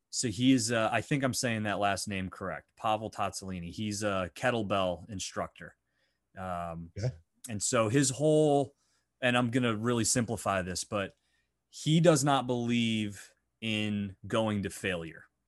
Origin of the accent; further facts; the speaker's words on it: Northwestern Pennsylvania, United States; I'm Northwestern Pennsylvania